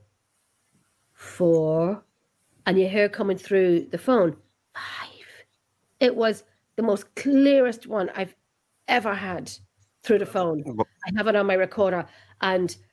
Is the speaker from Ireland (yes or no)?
yes; Ireland; accent: Irish; I am Irish, but you know what I'm saying? I'm an Irish person with an Irish accent.